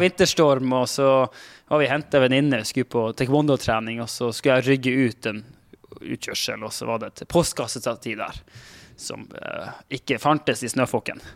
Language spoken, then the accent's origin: Norwegian; Finnmark, Norway; now in Oslo, Norway; Jeg er en finnmarking som bor på Oslo vest og prøver å passe inn på Oslo vest.